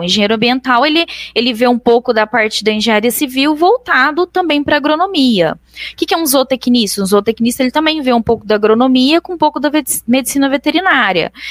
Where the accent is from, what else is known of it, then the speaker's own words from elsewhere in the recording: Araguari, Minas Gerais, Brazil; also born or lived in Canada; nasci em Araguari